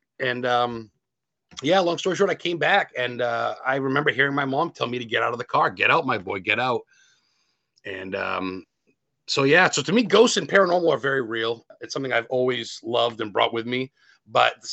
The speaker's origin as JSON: {"language": "English", "town": "Lisbon", "region": "Maine", "country": "United States", "tie": "born or raised there", "said": "I grew up in Lisbon at the same time, my whole life for the most part, Lisbon, Maine"}